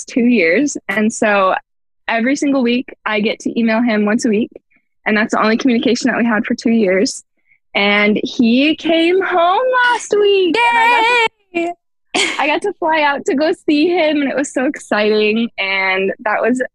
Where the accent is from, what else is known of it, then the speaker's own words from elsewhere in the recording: Portland, Oregon, United States; also born or lived in Utah; I born and raised in the Portland, Oregon area, and I've grown up here and I love it